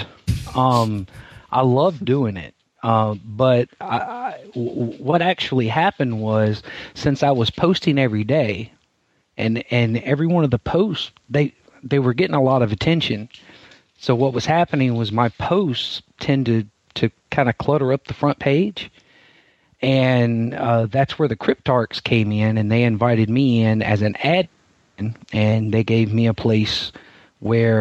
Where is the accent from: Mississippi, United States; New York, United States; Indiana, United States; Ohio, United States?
Mississippi, United States; I'm from Mississippi